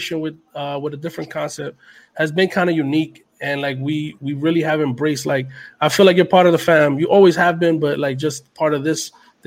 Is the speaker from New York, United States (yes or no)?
yes; New York City, New York, United States; we're from Uptown, and for us, Uptown is not just Washington Heights, it's Harlem